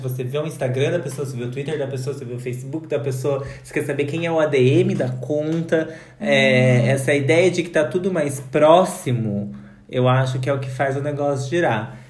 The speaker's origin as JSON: {"language": "Portuguese", "country": "Brazil"}